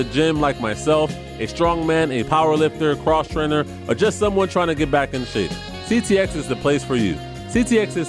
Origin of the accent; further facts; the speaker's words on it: New York, United States; now in Orlando, United States; I'm from New York, but you know, I transplanted